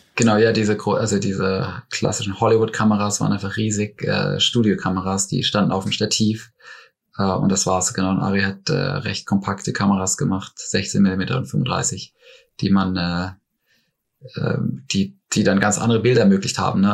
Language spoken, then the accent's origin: German; Black Forest, near Baden-Baden, Baden-Württemberg, Germany; moved away; also born or lived in Munich; ich komme ursprünglich aus dem Schwarzwald, aus einem kleinen Ort in der Nähe von Baden-Baden